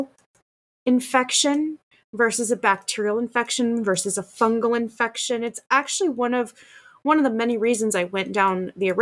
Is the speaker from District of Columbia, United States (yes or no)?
no; Colorado, United States; moved away; I'm from Colorado originally, but I lived there for so long